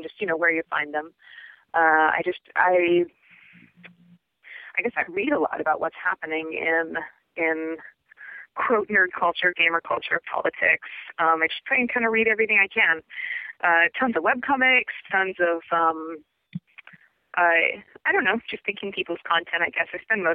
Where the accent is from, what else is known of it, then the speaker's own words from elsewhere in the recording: Puget Sound, outside Seattle, Washington, United States; moved away as an adult; also born or lived in California / Anchorage, Alaska; now in Juneau, United States; I grew up in Puget Sound, about an hour outside of Seattle.